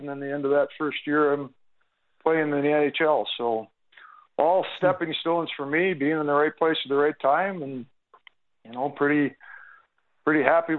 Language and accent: English; Minneapolis, Minnesota, United States; moved away as an adult; now in Calgary, Canada; I'm from the Minneapolis area